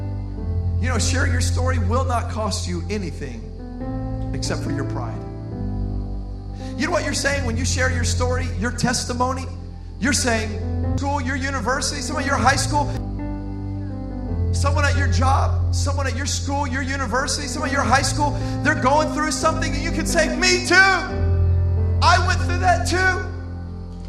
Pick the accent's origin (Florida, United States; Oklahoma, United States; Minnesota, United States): Florida, United States; Miami; I'm from Miami